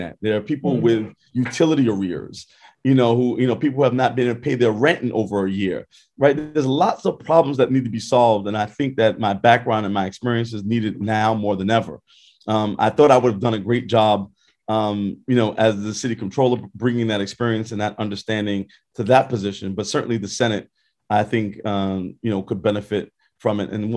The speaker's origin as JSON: {"language": "English", "town": "New York City", "region": "New York", "country": "United States", "accent": "Brooklyn", "said": "I'm from Brooklyn"}